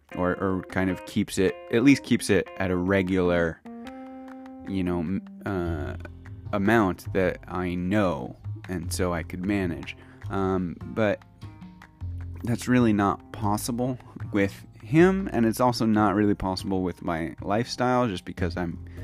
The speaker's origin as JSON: {"language": "English", "country": "United States", "moved": "as an adult", "lives_now": "Kyoto, Japan", "said": "I am American"}